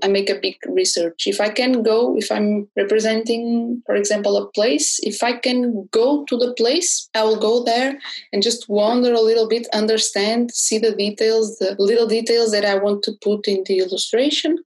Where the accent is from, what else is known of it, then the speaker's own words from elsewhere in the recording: Porto, Norte, Portugal; I'm an illustrator from Porto